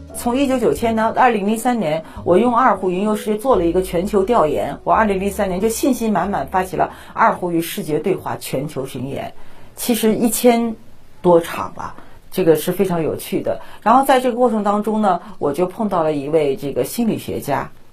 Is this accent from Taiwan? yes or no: no; China; 我们中国人的这份